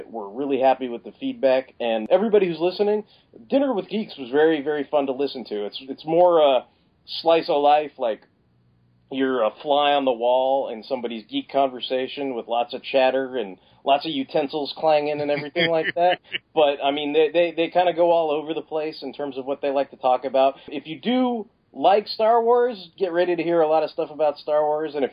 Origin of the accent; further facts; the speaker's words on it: Hawaii, United States; I grew up in Hawaii from about 71 to 75, and Kikaider, Kamen Rider V3, and Ultra 7 was our must see TV.